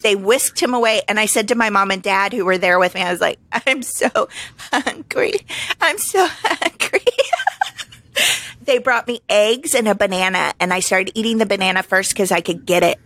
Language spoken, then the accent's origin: English; Springfield, Missouri, United States; moved away as an adult; I just lost a job in my hometown